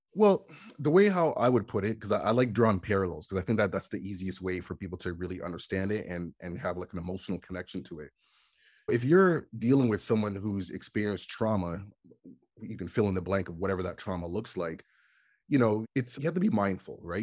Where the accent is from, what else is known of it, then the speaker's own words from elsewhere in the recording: Canada; when I was younger, growing up in Canada, you know, like, we get winter